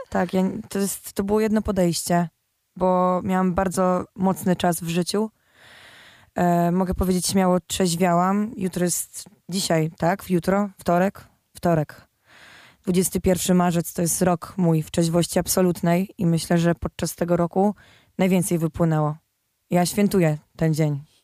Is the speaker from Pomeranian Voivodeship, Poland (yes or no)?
no; Silesian Voivodeship, Poland; ja jestem ze Śląska